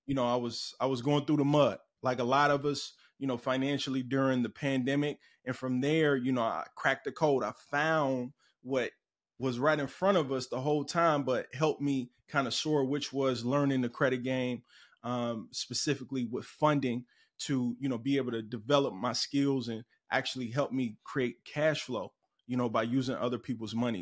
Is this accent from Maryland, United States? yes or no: no; Cincinnati, Ohio, United States; moved away; also born or lived in Chicago, Illinois; I'm originally from Cincinnati, Ohio